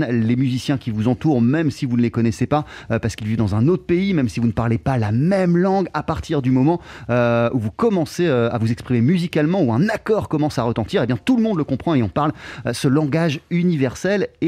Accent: Brixton, London, United Kingdom; French is a second language; also born or lived in Nigeria; je suis né en Grande-Bretagne, en Angleterre, à l'âge de 7 ans. Je suis parti au Nigeria où j'ai résidé durant 10 années. Je suis ensuite revenu en Angleterre, à Londres, puis à Brixton.

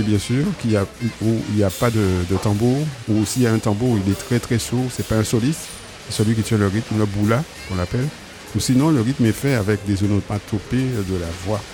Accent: Marie-Galante, Guadeloupe; also born or lived in Pointe-à-Pitre; j'ai grandi en, grande partie à marie

